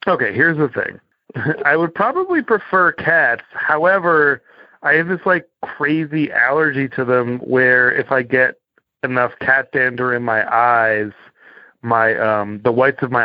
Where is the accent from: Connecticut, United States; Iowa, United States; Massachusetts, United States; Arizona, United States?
Massachusetts, United States; Cape Cod; moved away; I grew up on Cape Cod, Massachusetts